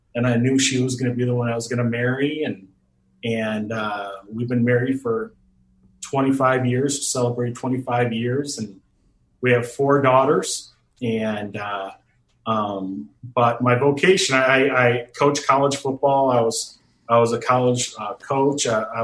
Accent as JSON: {"language": "English", "town": "Phoenix", "region": "Arizona", "country": "United States", "tie": "born or raised there", "also_born_or_lived": "Detroit, Michigan", "said": "I was born in Detroit, Michigan, was raised in Phoenix, Arizona."}